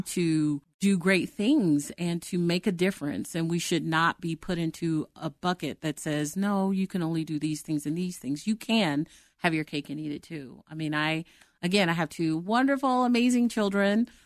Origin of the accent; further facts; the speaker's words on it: Oklahoma, United States; moved away as an adult; now in Denver, United States; I'm from Oklahoma, but I live in, I live in Denver.